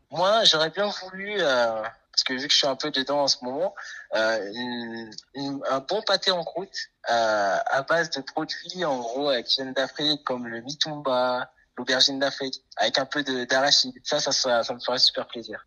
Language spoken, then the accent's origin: French; French Guiana; Je suis guyanais, mes parents sont haïtiens